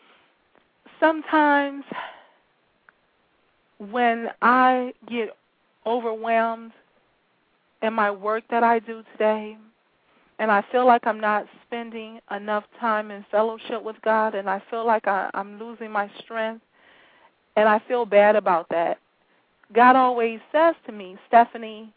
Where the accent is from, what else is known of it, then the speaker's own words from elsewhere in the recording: Detroit, Michigan, United States; I'm from Detroit, and I spend a lot of time in the Detroit high schools.